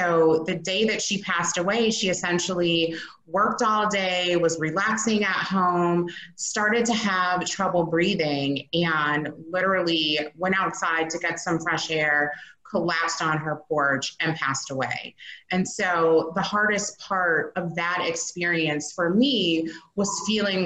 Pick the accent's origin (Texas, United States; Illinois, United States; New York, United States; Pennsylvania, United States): Illinois, United States; Chicago; I am based here in Chicago, born and raised